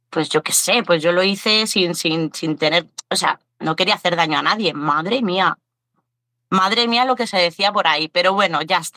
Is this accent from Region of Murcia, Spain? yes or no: no; Aranda de Duero, Castile and León, Spain; No, no, no, nosotros somos de aquí, de España, somos de ahí, de un pueblo de Burgos, de Aranda de Duero.